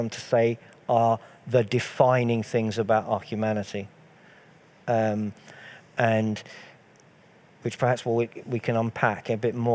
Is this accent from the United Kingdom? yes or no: yes; United Kingdom; I am British. I wouldn't use the word English because I'm of Scottish and slightly Irish heritage, but mostly Scottish.